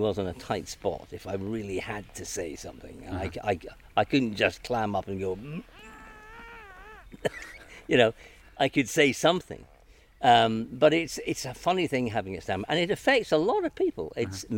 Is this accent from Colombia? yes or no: no; Edinburgh, Scotland, United Kingdom; also born or lived in Glasgow; now in London, United Kingdom; I was born in Glasgow, and I moved to Edinburgh when I was 5. So I was born in 54, so I'm now 66 years old. My father moved through to Edinburgh, and I grew up in Edinburgh